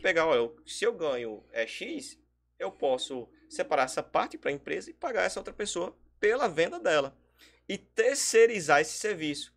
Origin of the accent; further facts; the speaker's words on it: São Bento, Paraíba, Brazil; sou daqui de São Bento